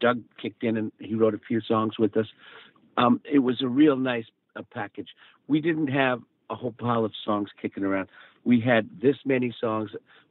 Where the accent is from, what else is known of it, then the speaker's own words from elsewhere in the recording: Calgary, Alberta, Canada; we came to Vancouver from Calgary to record and actually to get together with Bruce Allen, our manager